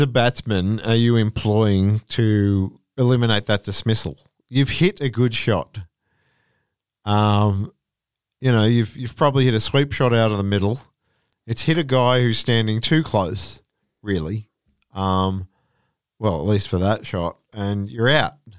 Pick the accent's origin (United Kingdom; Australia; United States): Australia; as an Australian